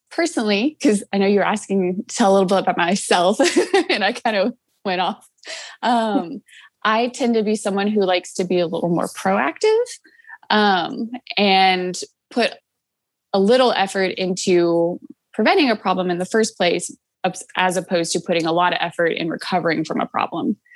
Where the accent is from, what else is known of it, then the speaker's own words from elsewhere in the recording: Nashville, Tennessee, United States; I'm from Nashville, Tennessee.